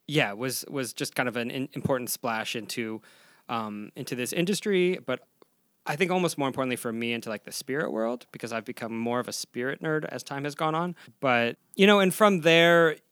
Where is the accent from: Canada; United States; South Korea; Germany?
United States; Tucson, Arizona; now in Los Angeles, United States; growing up in Arizona, living in Los Angeles